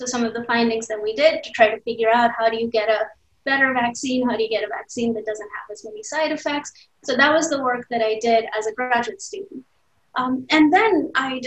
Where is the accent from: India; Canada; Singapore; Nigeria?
India; moved away as an adult; also born or lived in Maryland, United States / California, United States; now in United States; I grew up in India. I came here in the middle of college.